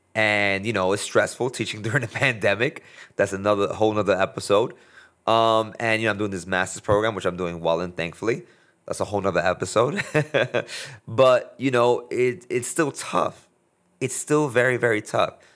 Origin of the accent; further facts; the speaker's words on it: United States; here I am as a, as a American, but that is, has a, a Latino heritage